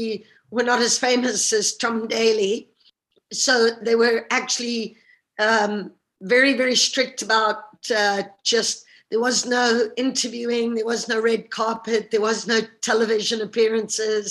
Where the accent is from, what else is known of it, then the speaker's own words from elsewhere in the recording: Zimbabwe; moved away as an adult; also born or lived in United States / Russia; now in United Kingdom; growing up in Zimbabwe